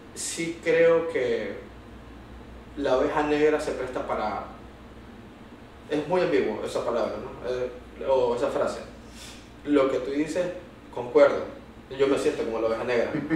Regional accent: Venezuela; also born or lived in United States; now in Lima, Peru; cómo somos los venezolanos

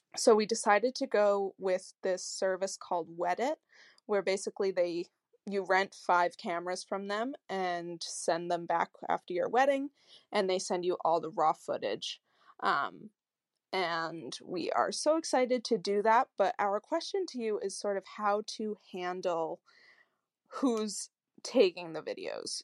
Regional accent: Connecticut, United States; I'm from Connecticut in the US

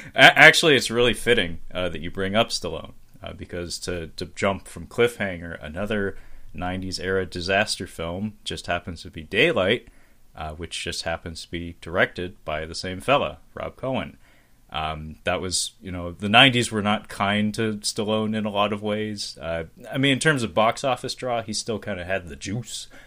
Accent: Seattle, Washington, United States; I'm from Seattle, man. I was born and raised here

